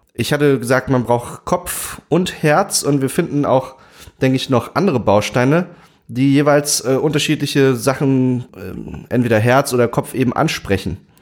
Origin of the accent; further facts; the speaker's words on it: Saxony, Germany; ich bin in Sachsen aufgewachsen